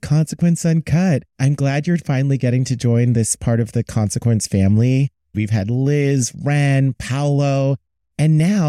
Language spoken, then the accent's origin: English; East Coast, United States; And I'm from the East Coast. So like, maybe it tracks.